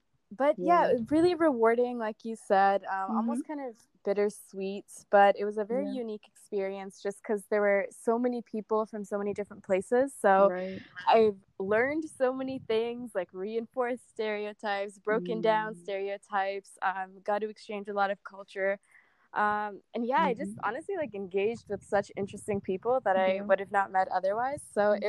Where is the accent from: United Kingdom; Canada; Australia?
Canada; So I was from Canada and she was from St. Vincent's Grenadine.